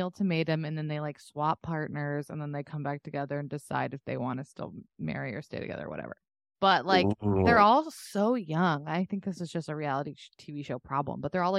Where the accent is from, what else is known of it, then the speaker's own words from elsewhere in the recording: Texas, United States; As someone from Texas who like saw girls who went to college to get their MRS, you know what I mean?